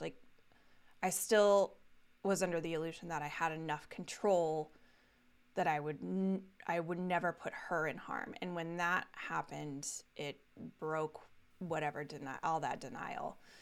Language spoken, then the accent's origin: English; Castle Rock, Colorado, United States; I grew up in Colorado. Uh, lived there through, uh, right up through college.